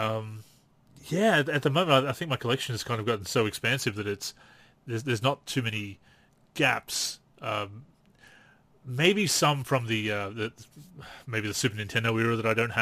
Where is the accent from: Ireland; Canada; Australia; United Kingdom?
Australia; I'm Australian